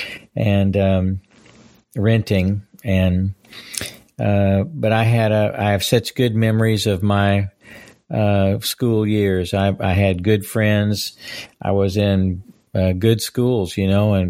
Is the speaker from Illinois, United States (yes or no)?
no; Fort Worth, Texas, United States; also born or lived in California / upstate New York; I grew up in Fort Worth